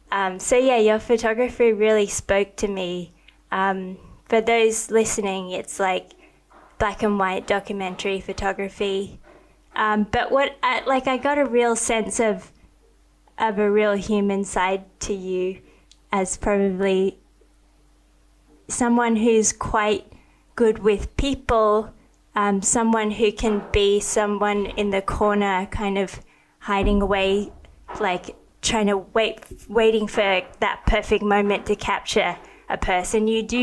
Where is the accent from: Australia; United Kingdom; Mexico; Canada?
Australia; also born or lived in Thailand; I didn't grow up in America. I grew up in Australia and Thailand. I mean, we have rugby union and we've got AFL